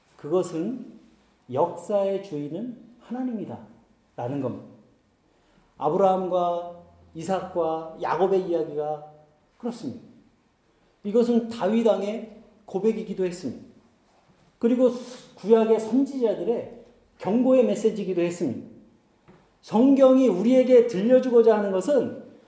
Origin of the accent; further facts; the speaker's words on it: South Korea; first language Korean; moved away as an adult; also born or lived in Germany; 한국을 방문해서 이제 한국 교회를 가잖아요